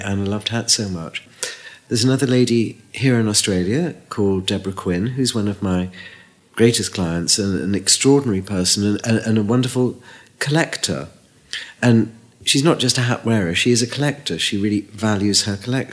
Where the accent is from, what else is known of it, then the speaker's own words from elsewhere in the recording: Liverpool, North West England, United Kingdom; moved away; also born or lived in London; I came from Liverpool and it was 40% unemployment.